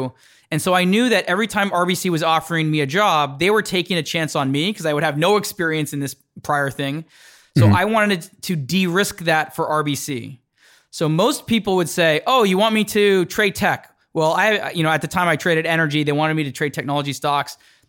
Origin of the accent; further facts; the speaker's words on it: Toronto, Ontario, Canada; now in New York, United States; So when I saw New York, it just felt like the world was a lot bigger than the world I grew up in Toronto.